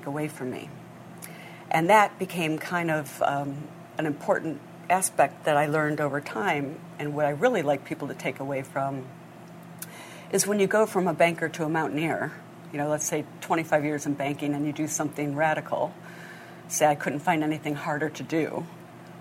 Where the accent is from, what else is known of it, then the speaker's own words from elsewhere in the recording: Grosse Pointe Farms, Michigan, United States; moved away; also born or lived in Hong Kong; I grew up in Grosse Pointe Farms, Michigan